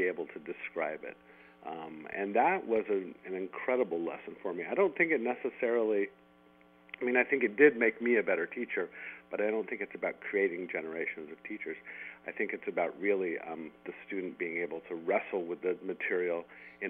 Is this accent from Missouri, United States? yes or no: no; San Jose, California, United States; a kid growing up in San Jose and, you know, in the 1970s